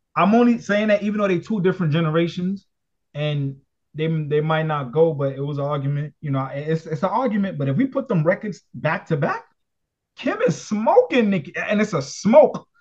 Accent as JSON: {"language": "English", "town": "New York City", "region": "New York", "country": "United States", "said": "I'm from Brooklyn"}